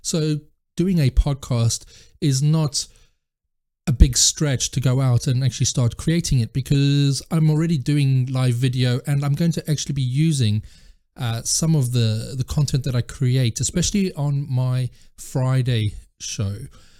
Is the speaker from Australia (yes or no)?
no; South Africa; also born or lived in France; now in United Kingdom; Well, I'm actually originally from South Africa, and I've now lived in South Africa, France, and the UK.